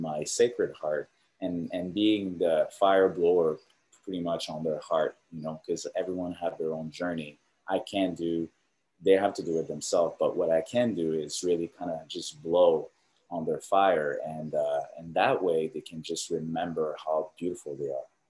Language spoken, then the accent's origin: English; Canada; now in Orange County, United States; I'm Canadian